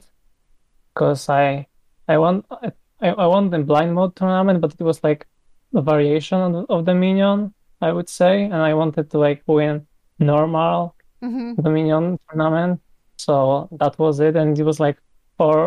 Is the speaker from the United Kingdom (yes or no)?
no; Poland; I'm from Poland